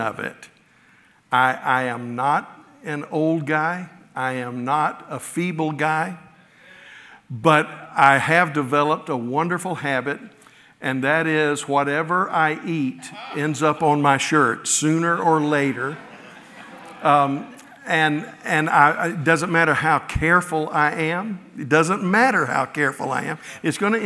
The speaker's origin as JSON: {"language": "English", "region": "the South", "country": "United States", "tie": "born or raised there", "also_born_or_lived": "Midwest", "moved": "yes", "said": "growing up in the South, I only saw snow a few times in my childhood"}